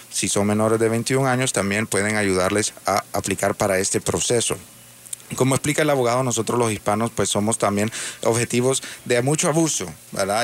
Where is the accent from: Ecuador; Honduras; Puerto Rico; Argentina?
Honduras; now in United States; Yo soy también hondureño, hondureño americano